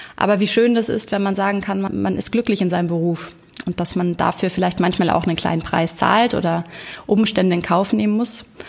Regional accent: Hamburg, Germany; heute aus Hamburg, meiner Heimatstadt

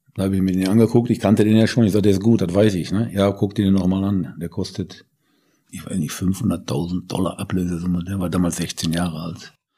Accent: Bochum, North Rhine-Westphalia, Germany; moved away as an adult; also born or lived in Nuremberg; now in Munich, Germany; Ja, ich bin in Bochum geboren, vor 67 Jahren. Bin dort aufgewachsen

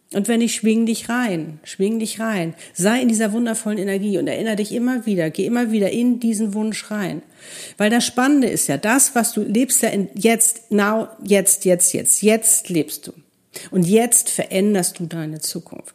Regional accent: Hamburg, Germany; moved away as an adult; also born or lived in Cape Town; wir sind gleicher Jahrgang, in Hamburg groß geworden

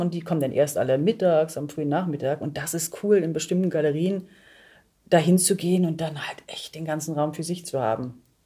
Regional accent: Germany; ich bin hier sozialisiert und so ja. gesehen bin ich dann wahrscheinlich eher eine Deutsche

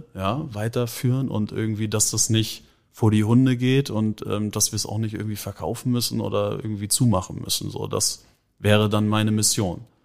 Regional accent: Hamburg, Germany; also born or lived in Schenefeld; Wir sind in Lurup oder ich bin in Lurup aufgewachsen.

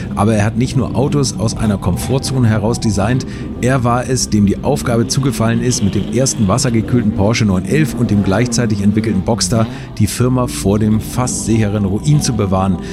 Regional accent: Hamburg, Germany; Ich komme aus Hamburg

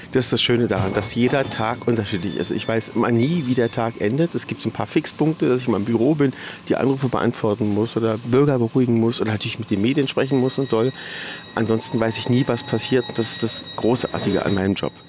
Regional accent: Berlin, Germany; Ich bin in Berlin geboren. Ich habe Berlin nie verlassen.

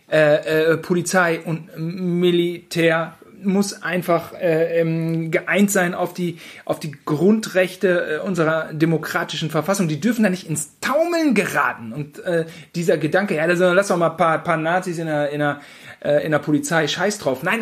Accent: Gütersloh, North Rhine-Westphalia, Germany; ja, äh, ich aufgewachsen in Gütersloh, er in München, ähm, selbes Alter, fast ein bisschen jünger

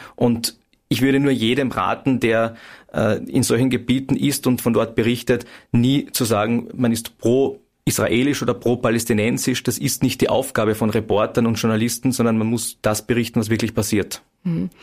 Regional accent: Klagenfurt, Carinthia, Austria; in Klagenfurt. Zum einen, weil es meine Heimatstadt ist

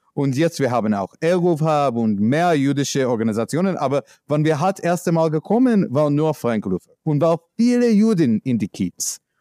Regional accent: New York, United States; German is a second language; moved away as an adult; now in Berlin, Germany; ich komme aus New York

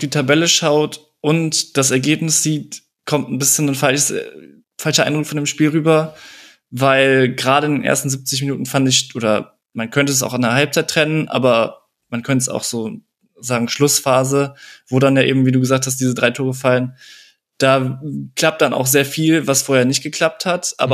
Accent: Cologne, North Rhine-Westphalia, Germany; Auch den kennt man ja als Kölner so ein bisschen besser.

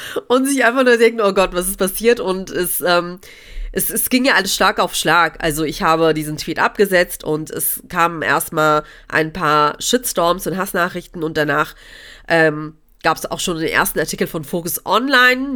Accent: Cologne, North Rhine-Westphalia, Germany; also born or lived in Gelsenkirchen; Köln meine Heimatstadt ist

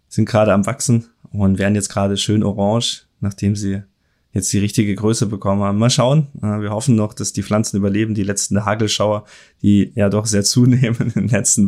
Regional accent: Germany; hier bei uns in Deutschland

